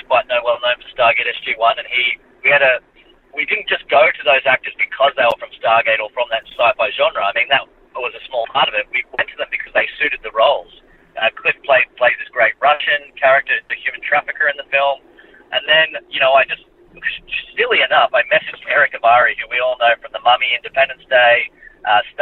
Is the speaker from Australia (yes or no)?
yes; Australia; as much as we love being Australian